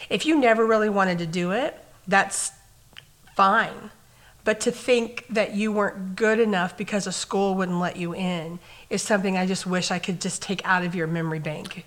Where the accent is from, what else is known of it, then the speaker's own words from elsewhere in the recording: Clovis, United States; moved away as an adult; now in St. Cloud, United States; My hometown was a cattle ranch community. um, you could drive in from any direction into Clovis